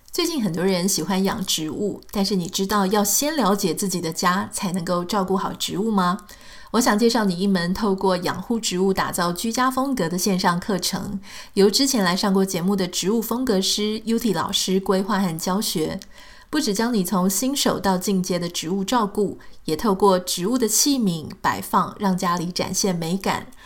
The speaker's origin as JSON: {"language": "Chinese", "country": "Taiwan", "moved": "as an adult", "lives_now": "United States", "said": "以前我在台湾啊，还没有住到美国来的时候"}